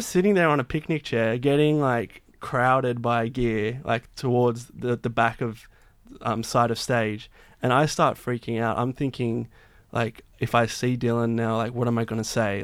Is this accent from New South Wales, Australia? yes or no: yes; Blue Mountains, New South Wales, Australia; moved away as an adult; I grew up in the Blue Mountains